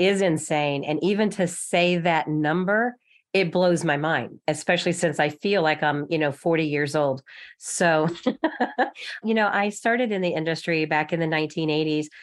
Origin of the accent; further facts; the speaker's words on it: Texas, United States; moved away as an adult; now in Kansas City, United States; I'm from Texas